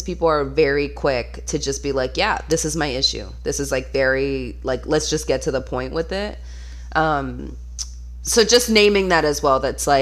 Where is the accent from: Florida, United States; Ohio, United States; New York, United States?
Florida, United States; I'm from Florida